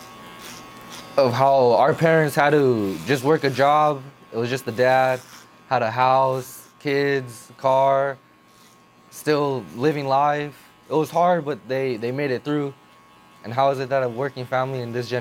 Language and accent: English; Baldwin Park, California, United States; I grew up in Baldwin Park my whole life.